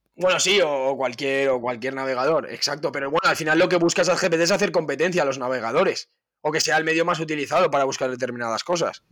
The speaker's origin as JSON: {"language": "Spanish", "country": "Spain"}